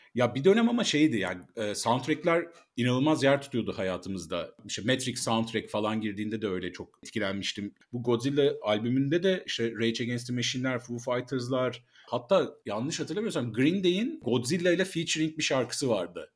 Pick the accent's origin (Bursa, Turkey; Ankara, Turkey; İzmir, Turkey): Bursa, Turkey; ben de Bursalıyım